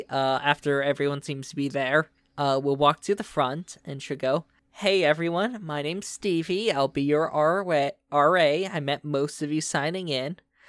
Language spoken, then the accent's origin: English; Vermont, United States; And I'm from Vermont, originally.